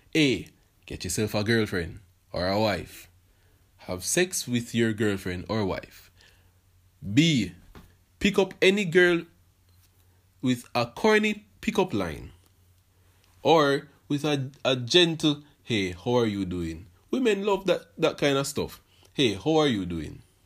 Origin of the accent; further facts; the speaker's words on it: Portmore, Saint Catherine, Jamaica; I was born, and then I was raised in Portmore, Jamaica